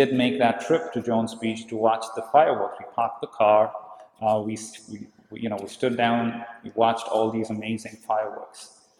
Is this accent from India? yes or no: yes; India; I grew up in India